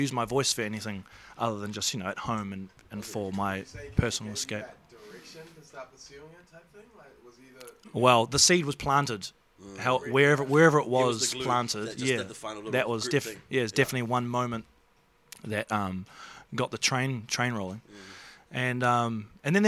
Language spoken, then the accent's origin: English; Auckland, New Zealand; I grew up in central Auckland